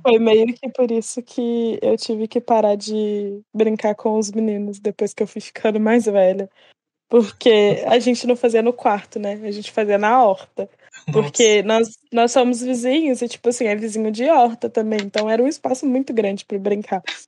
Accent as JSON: {"language": "Portuguese", "region": "Minas Gerais", "country": "Brazil", "said": "E eu sou de Minas"}